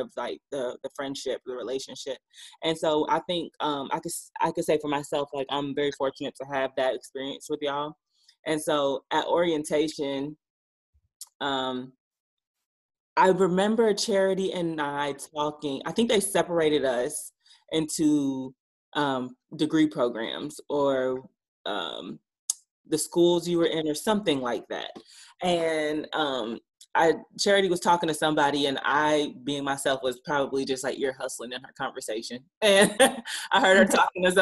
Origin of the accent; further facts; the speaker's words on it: Stone Mountain, Georgia, United States; also born or lived in New Orleans; I am from Stone Mountain, Georgia, which is not too far outside of Atlanta